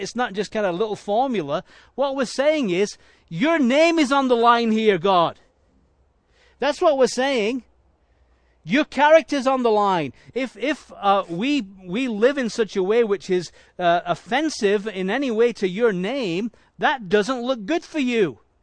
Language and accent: English; Leeds, Yorkshire and the Humber, United Kingdom; moved away; I was born in Leeds in England